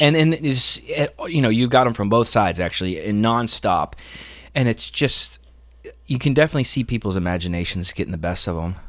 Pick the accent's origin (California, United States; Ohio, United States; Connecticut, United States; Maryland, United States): Ohio, United States; moved away; Where I grew up in Ohio, they were all about the morals